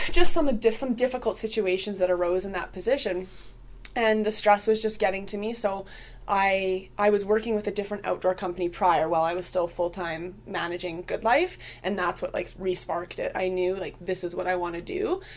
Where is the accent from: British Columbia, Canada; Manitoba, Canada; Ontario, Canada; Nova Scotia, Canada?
British Columbia, Canada; Vancouver; moved away as an adult; also born or lived in Okanagan; now in Prince George, Canada; born in Vancouver, uh, moved to the Okanagan when I was quite young, and then back to Vancouver, and then up to Prince George about seven years ago.